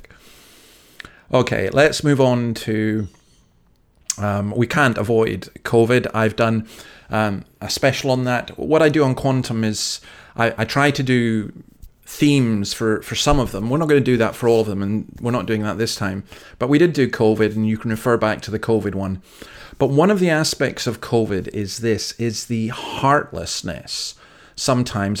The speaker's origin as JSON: {"language": "English", "region": "Scotland", "country": "United Kingdom", "moved": "yes", "lives_now": "Sydney, Australia", "said": "I'm based here in Sydney, Australia. I'm from Scotland."}